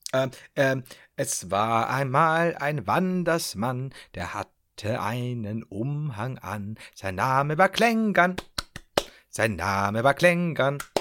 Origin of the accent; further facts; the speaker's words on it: Upper Palatinate, Bavaria, Germany; Ich komme tatsächlich aus Oberpfalz. Die Regensburg ist die Hauptstadt der Oberpfalz.